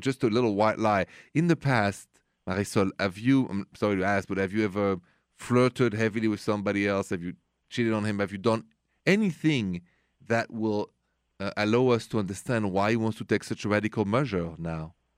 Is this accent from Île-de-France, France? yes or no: yes; Paris, Île-de-France, France; accent: French; English is a second language; moved away as an adult; now in United States; this accent is French, Français, straight from Paris. But I've been here many, many years, and I'm even American now